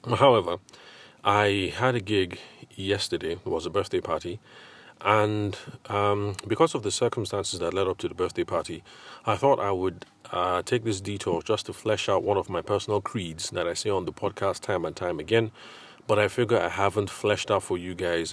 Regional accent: Abuja, Federal Capital Territory, Nigeria; also born or lived in Lagos / Ile-Ife / Aberdeen; now in Abuja, Nigeria; I grew up in Abuja

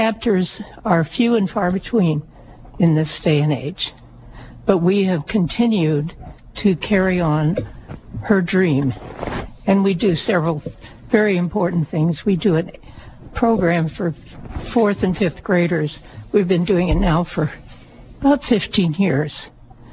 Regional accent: Illinois, United States; I was born on a farm in Illinois

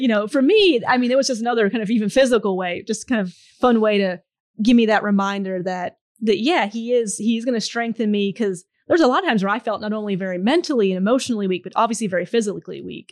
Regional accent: Pittsburgh, Pennsylvania, United States; moved away; I'm originally from Pittsburgh, Pennsylvania

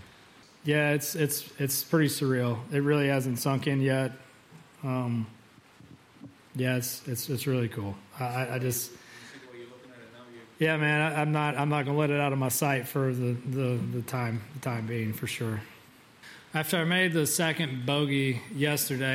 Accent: Georgia, United States; growing up in Georgia

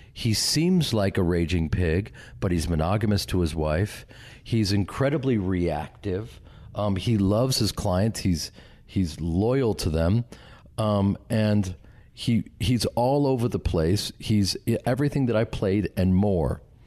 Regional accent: Chicago, Illinois, United States; moved away; I grew up with them in Chicago and started a theater company with them

